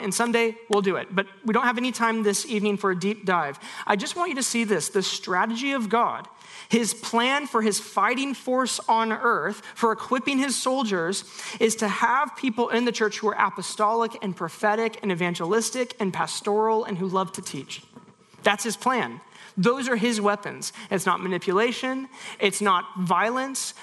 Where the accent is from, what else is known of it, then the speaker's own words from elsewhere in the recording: United States; we have got many traditions as American evangelicals